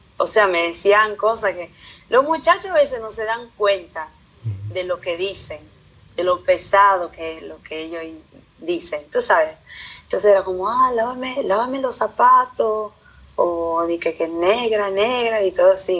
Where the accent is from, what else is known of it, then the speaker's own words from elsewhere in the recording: Italy; also born or lived in Dominican Republic; estoy aquí en Italia, aprendí el idioma, aprendí la cultura, todos mis, mis amigos son italianos